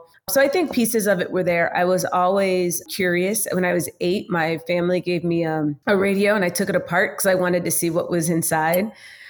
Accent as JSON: {"language": "English", "region": "New Jersey", "country": "United States", "tie": "born or raised there", "also_born_or_lived": "Washington, District of Columbia, United States / Maryland", "moved": "as an adult", "lives_now": "Houston, United States", "said": "I am a very proud New Jerseyan. That's where I was raised. I was born in the DC region. Okay. But I was raised in New Jersey. I went to the University of Maryland."}